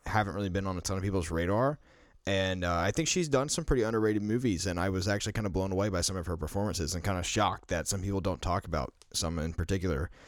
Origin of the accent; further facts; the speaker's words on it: the South, United States; growing up in the South myself